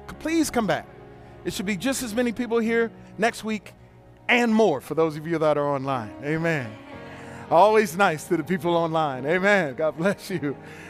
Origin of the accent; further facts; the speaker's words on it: Detroit, Michigan, United States; I come up from Detroit.